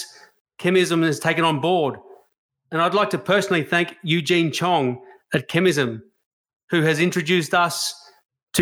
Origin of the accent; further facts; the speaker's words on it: Australia; being an Australian